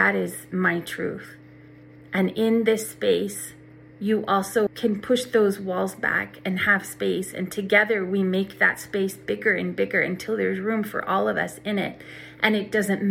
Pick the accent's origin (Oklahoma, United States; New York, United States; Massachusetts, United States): Oklahoma, United States; I'm from Oklahoma